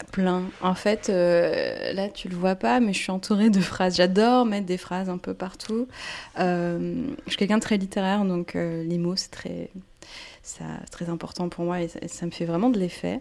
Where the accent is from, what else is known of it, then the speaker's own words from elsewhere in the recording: France; first language Portuguese and French; also born or lived in Brazil / Quebec; j'ai grandi en France, mais vraiment de culture, euh, plus brésilienne. Euh, à la maison, on parlait portugais